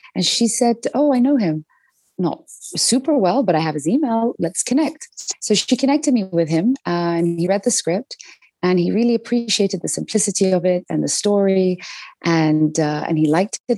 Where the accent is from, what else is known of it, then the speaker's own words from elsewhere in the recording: London, United Kingdom; growing up in London